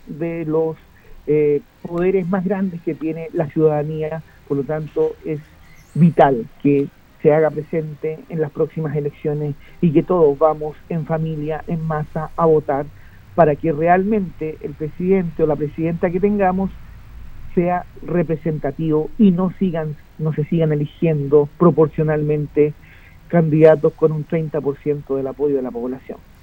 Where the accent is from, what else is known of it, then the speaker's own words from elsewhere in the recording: Chile; como chilenos